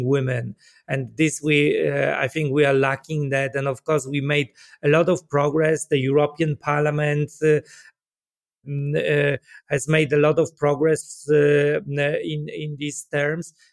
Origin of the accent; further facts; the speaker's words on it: Poland; I come from Poland myself